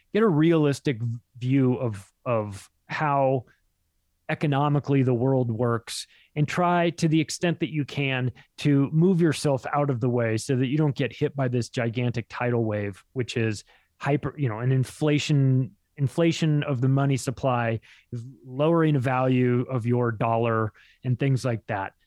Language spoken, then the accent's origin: English; Palm Springs, California, United States; I grew up in Palm Springs.